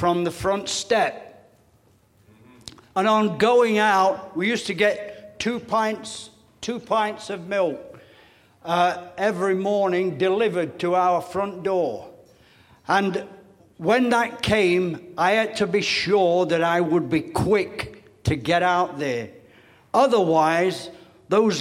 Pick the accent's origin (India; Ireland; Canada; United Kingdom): United Kingdom; England; now in United States; I'm sorry to say this as an ex-Englishman. I am now Americanized, so, been Americanized a lot of years. My accent still has a lot to catch up on that.